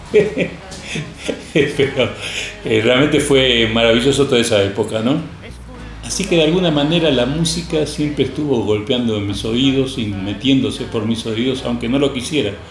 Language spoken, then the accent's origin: Spanish; Buenos Aires, Argentina; also born or lived in Spain; Yo nací en España. A los cinco años nos fuimos a Argentina. Mis padres tuvieron que emigrar. Yo nací en una familia campesina. Nos fuimos a vivir a La Boca, un barrio muy popular.